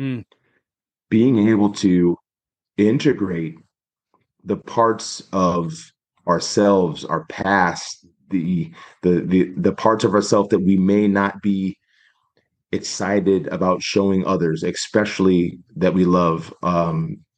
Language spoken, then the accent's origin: English; Spokane, Washington, United States; I was born in Spokane, Washington, 1982